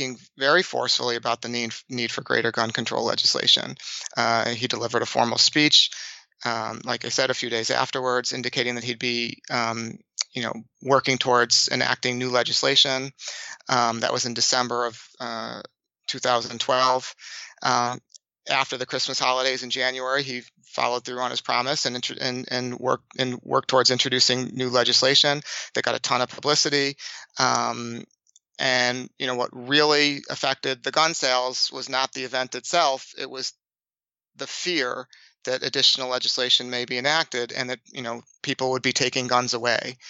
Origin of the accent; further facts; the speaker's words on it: Boston, Massachusetts, United States; I'm from Boston